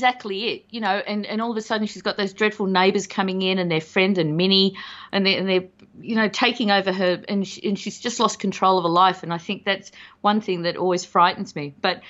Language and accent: English; Australia; And I'm Australian, I should be used to that.